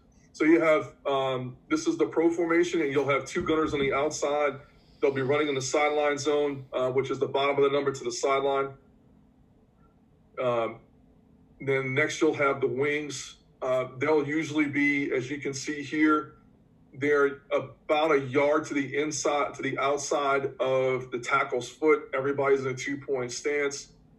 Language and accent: English; New Orleans, Louisiana, United States; accent: New Orleans; So I'm from New Orleans, and it's kind of hard to tell because I'm kind of losing my New Orleans accent a little bit.